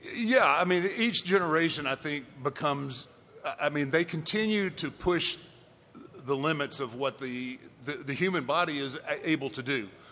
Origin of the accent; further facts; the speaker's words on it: Houston, Texas, United States; in my hometown, in my home state